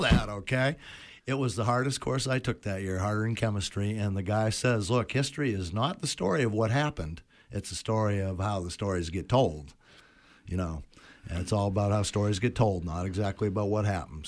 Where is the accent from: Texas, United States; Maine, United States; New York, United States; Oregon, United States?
Maine, United States; also born or lived in Nova Scotia; born and raised in Maine